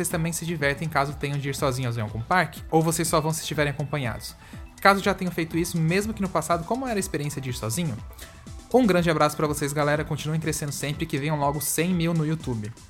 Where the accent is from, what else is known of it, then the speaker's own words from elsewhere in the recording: Tubarão, Santa Catarina, Brazil; tenho 22 anos e sou da cidade de Tubarão, em Santa Catarina, que fica aproximadamente 3 horas do Beto Carreiro.